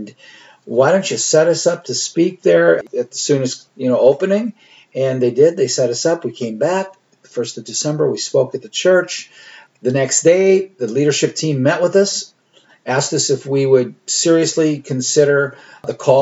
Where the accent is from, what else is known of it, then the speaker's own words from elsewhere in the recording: Austin, Minnesota, United States; moved away; the word Austin, of course, my hometown